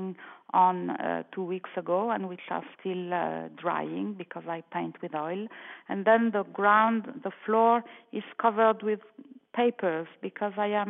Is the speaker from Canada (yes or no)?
no; France; moved away as an adult; now in Milan, Italy; I was born in France. And I have lived in Italy, in Milan, to be precise, since 1979